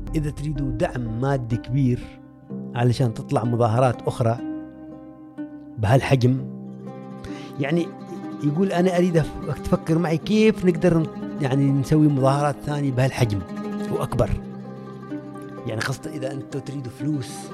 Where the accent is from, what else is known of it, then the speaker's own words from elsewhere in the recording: Oman; moved away as an adult; also born or lived in Spain; سالني انت من وين قلت لهم من عمان